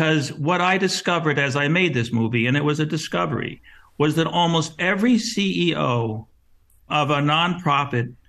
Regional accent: Los Angeles, California, United States; I'm from Hollywood, you know, I've spent my life in Hollywood

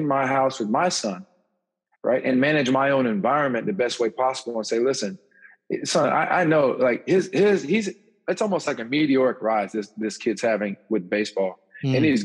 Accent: Sarasota, Florida, United States; growing up in Sarasota

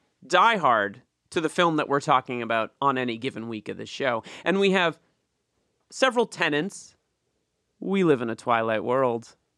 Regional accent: New England, United States; moved away; I grew up in New England, so it was a lot of old style ships, kind of like pilgrim ships or whatever.

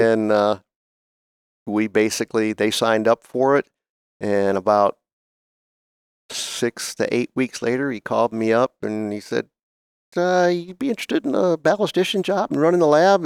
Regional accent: Oberlin, Ohio, United States; moved away; I grew up in Northern Ohio, uh, at, actually in a place called Oberlin, Ohio

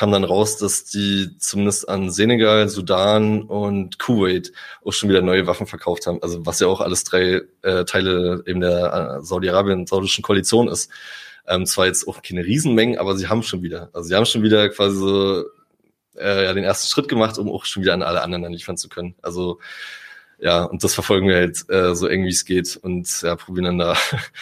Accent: Germany; also ich bin Deutscher, ich bin in Europa geboren

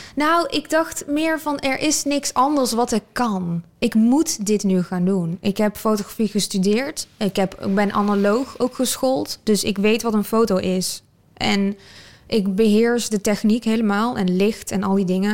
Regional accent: North Brabant, Netherlands; Ik ben wel geboren in Nederland

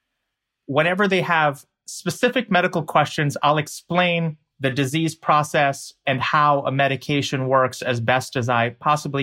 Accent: United States; I'm an American

